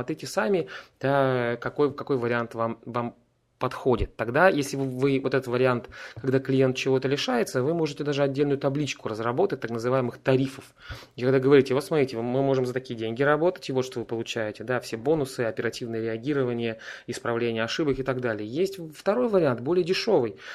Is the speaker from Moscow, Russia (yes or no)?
no; Saint Petersburg, Russia; я из Петербурга, и я принимаю одновременно солнечные ванны.